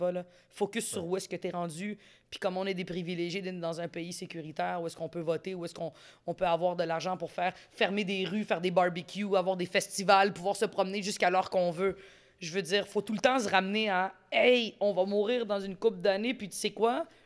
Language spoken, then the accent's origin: French; Quebec, Canada; Moi, je suis pas canadienne, je suis québécoise.